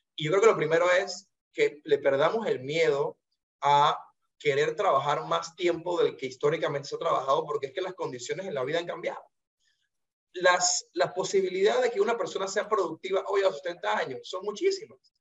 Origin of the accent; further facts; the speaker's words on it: Panama; como panameño de a pie